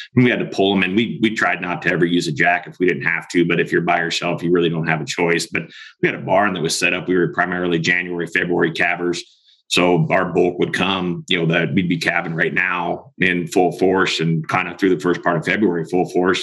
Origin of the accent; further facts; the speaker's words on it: Springville, California, United States; moved away as an adult; also born or lived in Montana; I actually grew up in the Central Valley, California, north of Bakersfield, up in the foothills of Sierras, a town called Springville went to high school there